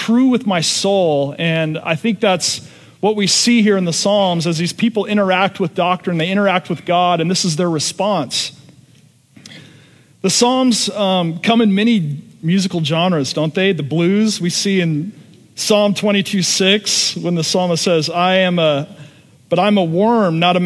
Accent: Seattle, Washington, United States; I'm from Seattle, Washington

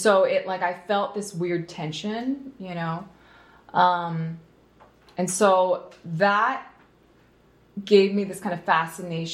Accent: New Jersey, United States; also born or lived in Philadelphia, Pennsylvania; now in North County, United States; I was born in Philly, raised in New Jersey

